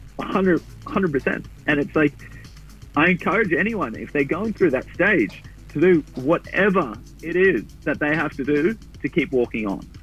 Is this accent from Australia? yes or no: yes; Gold Coast, Queensland, Australia; moved away; I grew up on the Goldie